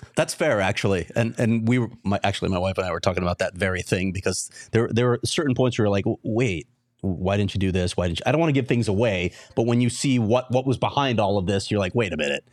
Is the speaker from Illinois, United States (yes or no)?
yes; Chicago, Illinois, United States; now in Arizona, United States; I'm, I'm born and raised in Chicago.